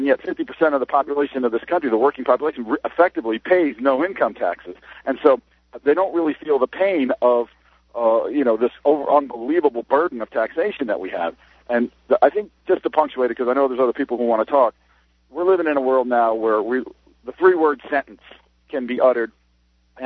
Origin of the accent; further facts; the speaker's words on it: Dover, New Hampshire, United States; now in Tampa, United States; I was born and raised in Dover, New Hampshire